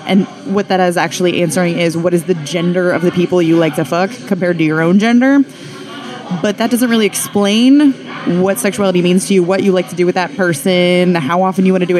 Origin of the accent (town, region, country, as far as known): Western Nebraska, United States; born or raised there; now in Philadelphia, United States